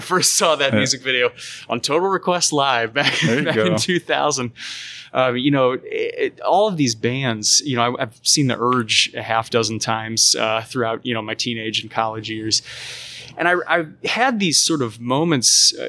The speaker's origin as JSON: {"language": "English", "town": "St. Louis", "region": "Missouri", "country": "United States", "tie": "born or raised there", "also_born_or_lived": "Afton, Missouri / China", "said": "I grew up here in St. Louis"}